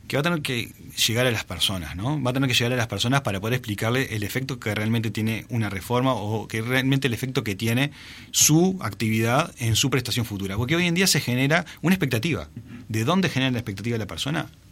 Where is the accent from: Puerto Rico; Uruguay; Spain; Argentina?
Uruguay; como uruguayos